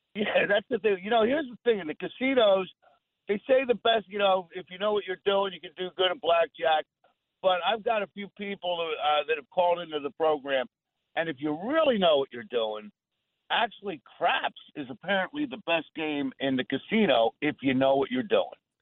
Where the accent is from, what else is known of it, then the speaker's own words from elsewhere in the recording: Ventnor, New Jersey, United States; also born or lived in Atlantic City, New Jersey; I was born in Atlantic City, grew up in Ventnor, a couple blocks from the beach